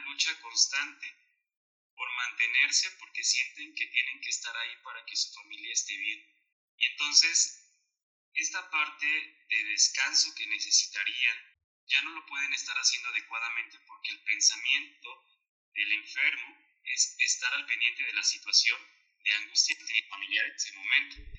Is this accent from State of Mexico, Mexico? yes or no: no; Huatusco, Veracruz, Mexico; now in Parras de la Fuente, Mexico; yo regreso a la casa de mis papás, yo soy de Huatusco, Veracruz